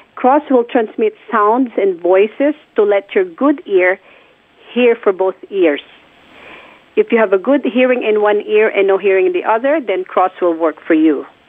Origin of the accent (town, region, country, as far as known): Philippines; born or raised there; moved away